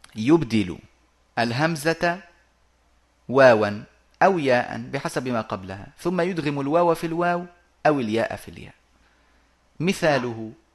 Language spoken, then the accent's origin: Arabic; Egypt; moved away; also born or lived in Arabian Peninsula; وعندنا في في مصر